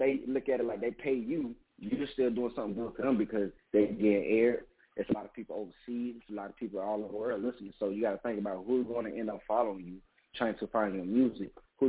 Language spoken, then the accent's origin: English; the South, United States; Well, I'm from the South. It costs $10,000 just to get your song played on the radio.